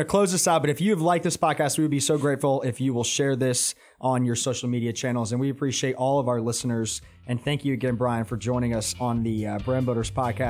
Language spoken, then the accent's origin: English; Atlanta, Georgia, United States; I grew up in Atlanta, and I mean, not a week goes by that somebody is taking a picture of, oh, this is filming, and this is filming.